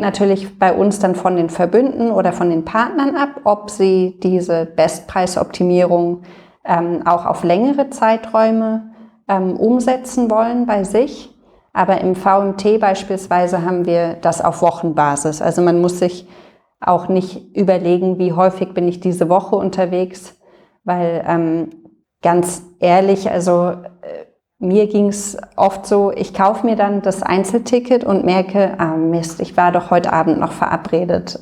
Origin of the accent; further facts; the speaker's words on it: Berlin, Germany; also born or lived in London; bin Berlinerin und äh, wohne auch in Berlin